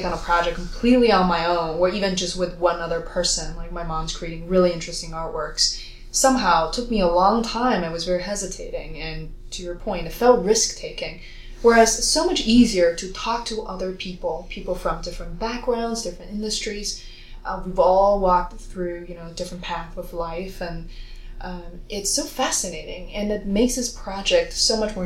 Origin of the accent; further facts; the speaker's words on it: China; moved away; Growing up in China, in a very traditional culture